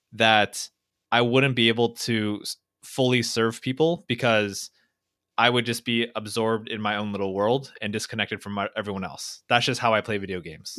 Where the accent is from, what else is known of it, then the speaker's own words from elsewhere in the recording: Fountain Valley, California, United States; I grew up in Orange County, California, uh, in this tiny little town called Fountain Valley